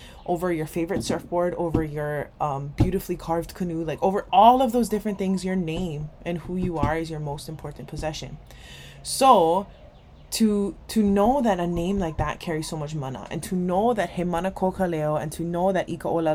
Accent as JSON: {"language": "English", "region": "Hawaii", "country": "United States", "said": "I'm Hawaiian"}